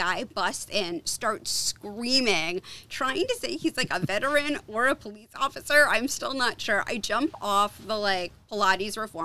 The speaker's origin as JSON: {"language": "English", "region": "East Coast", "country": "United States", "said": "I'm from the East Coast"}